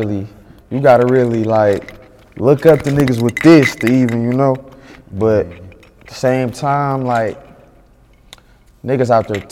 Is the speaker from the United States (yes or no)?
yes; Detroit, Michigan, United States; Yeah, like I'm from Linwood.